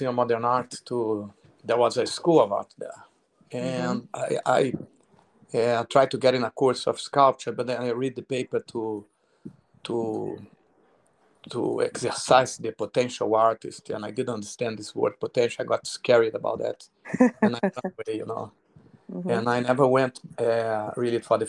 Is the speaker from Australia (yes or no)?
no; Rio de Janeiro, Brazil; I grew up in Rio de Janeiro, South Zone, medium high class